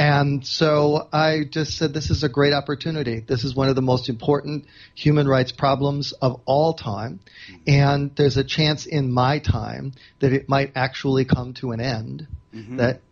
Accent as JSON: {"language": "English", "town": "Chicago", "region": "Illinois", "country": "United States", "tie": "born or raised there", "said": "I grew up in Chicago, where, like, this is hard scrabble journalism town."}